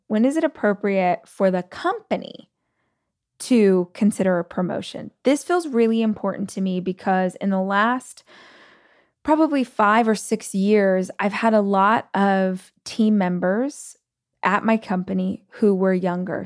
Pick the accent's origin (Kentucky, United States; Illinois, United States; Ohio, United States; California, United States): California, United States; Bakersfield; moved away; my hometown in Bakersfield